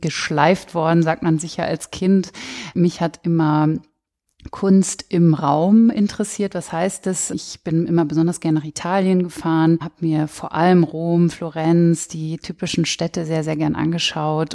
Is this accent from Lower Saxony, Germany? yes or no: yes; Cloppenburg, Lower Saxony, Germany; moved away; also born or lived in near Bremen; in Kloppenburg, wo ich aufgewachsen bin